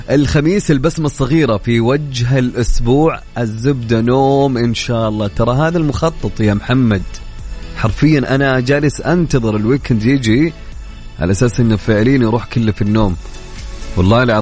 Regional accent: Saudi Arabia; والرياكشن اللي مسوينها بالراديو شيء نفتخر فيه كسعوديين

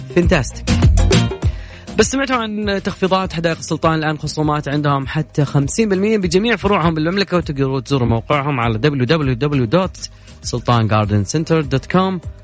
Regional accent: Saudi Arabia; عندنا في المملكة العربية السعودية

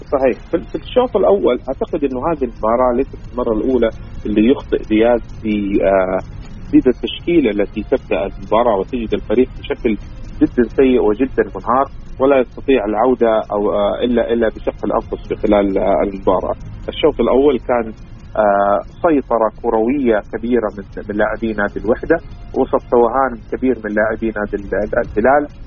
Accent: Saudi Arabia

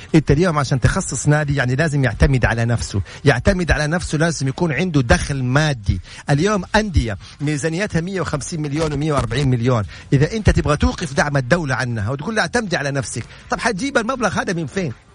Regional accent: Saudi Arabia

